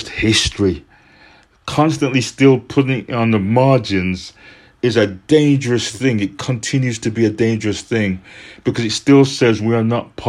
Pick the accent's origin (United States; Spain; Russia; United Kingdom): United Kingdom; Birmingham, West Midlands; now in Brighton, United Kingdom; I'm originally from Birmingham in the Black Country, now living in Brighton.